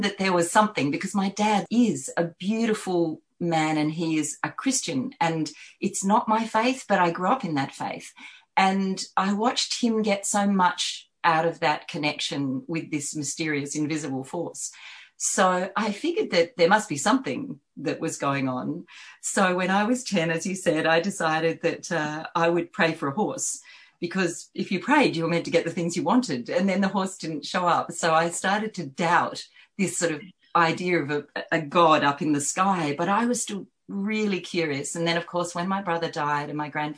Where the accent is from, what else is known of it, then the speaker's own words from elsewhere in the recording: Hobart, Tasmania, Australia; I grew up in Tasmania, south of Tasmania. I grew up in a little suburb south of Hobart